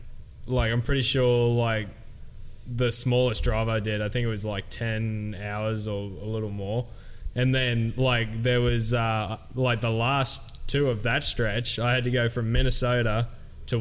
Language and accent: English; Cairns, Queensland, Australia; Three Cairns rippers on the same team